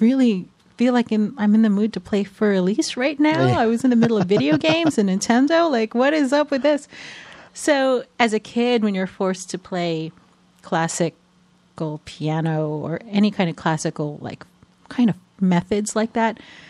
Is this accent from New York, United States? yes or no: yes; New York, United States; So it's pretty rare, so I can say that even though I don't sound like I'm from New York, I am a native New Yorker.